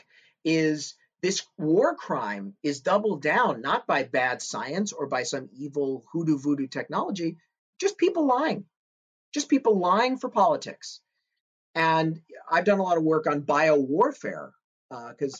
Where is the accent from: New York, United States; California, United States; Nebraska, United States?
California, United States; Santa Monica; my hometown in Santa Monica